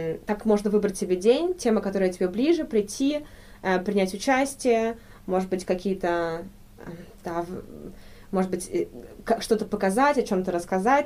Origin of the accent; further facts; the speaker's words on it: Saint Petersburg, Russia; moved away as an adult; now in Freiburg, Germany; Я из Петербурга, родители мои петербуржцы, и я, э, в принципе, до э, первые свои 22 года провела в России. Ага. Только после этого переехала в Германию.